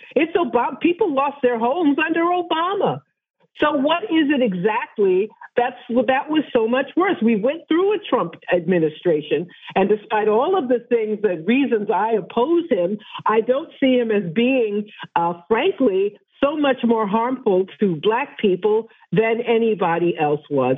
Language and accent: English; New York City, New York, United States; as a New Yorker